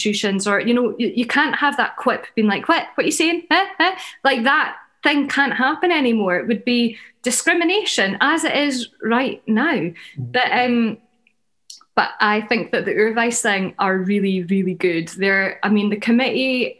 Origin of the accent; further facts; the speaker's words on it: Huntly, Scotland, United Kingdom; accent: Doric; now in Glasgow, United Kingdom; I go back to Huntley